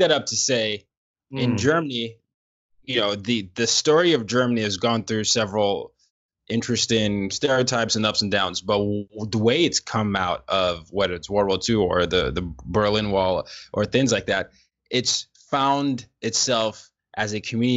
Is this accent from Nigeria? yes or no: yes; Lagos, Nigeria; now in New York City, United States; I'm from Lagos, Nigeria